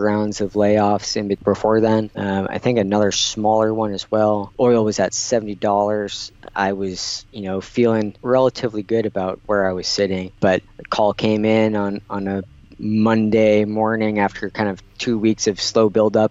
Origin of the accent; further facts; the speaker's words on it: Wisconsin, United States; moved away as an adult; also born or lived in Virginia; now in Houston, United States; I'm originally from Wisconsin. Grew up there